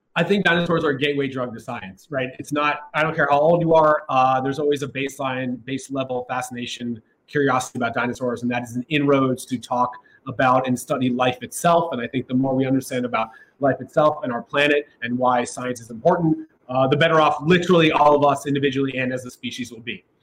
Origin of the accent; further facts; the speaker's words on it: Columbus, Ohio, United States; now in New York, United States; I'm from Ohio. I grew up in Columbus